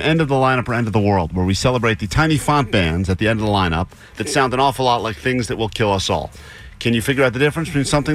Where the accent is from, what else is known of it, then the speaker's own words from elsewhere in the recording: East Coast, United States; moved away as an adult; also born or lived in Los Angeles area; now in Los Angeles, United States; I'm from the East Coast